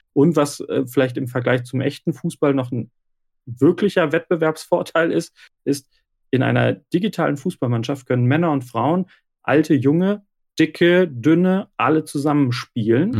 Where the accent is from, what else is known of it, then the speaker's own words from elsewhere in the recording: Remscheid, North Rhine-Westphalia, Germany; komme aus Remscheid im Bergischen Land in Deutschland